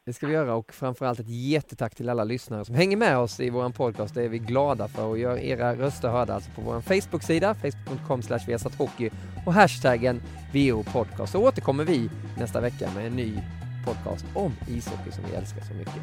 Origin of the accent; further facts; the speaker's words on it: Alvesta, Kronoberg County, Sweden; accent: Småland; när jag växte upp eh, i Alvesta